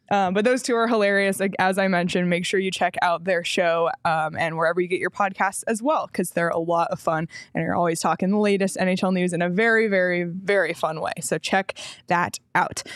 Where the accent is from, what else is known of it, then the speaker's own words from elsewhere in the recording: Toronto, Ontario, Canada; now in Arizona, United States; my hometown team, the Raptors